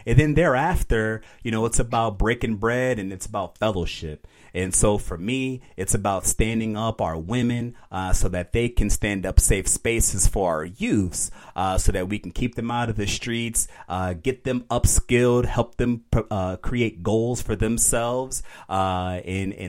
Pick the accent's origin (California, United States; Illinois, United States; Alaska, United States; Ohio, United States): Illinois, United States; Aurora; moved away as an adult; I'm from Aurora. I'm for Aurora. I was born and raised there